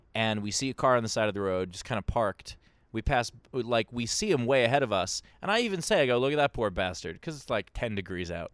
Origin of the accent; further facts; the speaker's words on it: New York City, New York, United States; I grew up in Queens